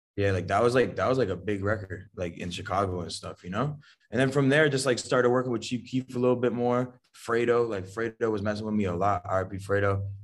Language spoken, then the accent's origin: English; Niagara, Ontario, Canada; I always claim Niagara and shit, but, like, me being from Canada